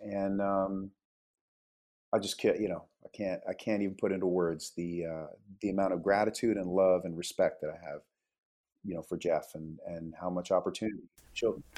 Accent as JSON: {"language": "English", "country": "Canada", "tie": "born or raised there", "also_born_or_lived": "Wales", "moved": "as an adult", "lives_now": "Los Angeles, United States", "said": "I was born in Wales, so the UK, uh, and then I was raised in Canada as a Canadian"}